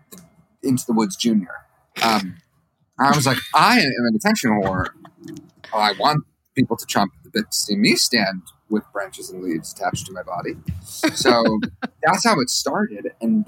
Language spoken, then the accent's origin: English; Michigan, United States; I'm also from Michigan.